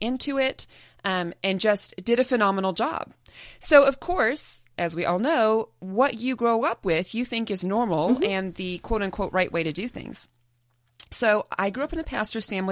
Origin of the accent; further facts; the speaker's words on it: Midwest, United States; moved away as an adult; now in San Diego, United States; We grew up in the Midwest